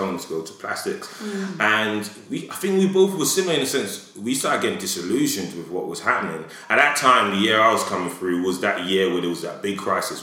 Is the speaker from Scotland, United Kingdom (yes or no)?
no; London, United Kingdom; I grew up in Edmonton